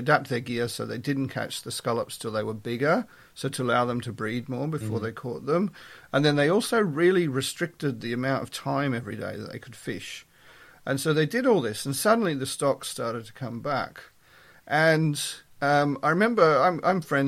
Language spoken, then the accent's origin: English; Melbourne, Victoria, Australia; moved away as an adult; now in York, United Kingdom; I was brought up in Australia, in Melbourne. I was born in Melbourne.